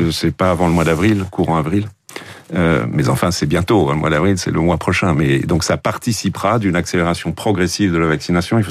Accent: Île-de-France, France; chez nous en Ile-de-France

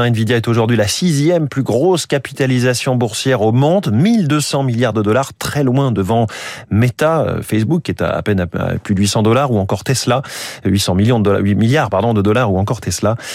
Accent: France; On se souvient évidemment euh, de la ristourne à la pompe chez nous en France.

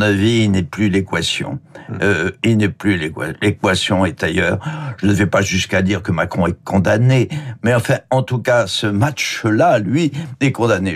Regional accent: the Nord, Hauts-de-France, France; je suis du Nord

